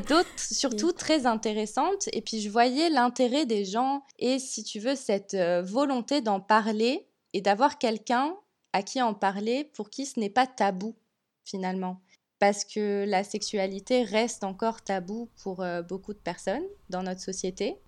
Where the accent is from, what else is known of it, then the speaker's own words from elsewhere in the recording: France; moved away as an adult; also born or lived in Nice, France; now in Montreal, Canada; je suis française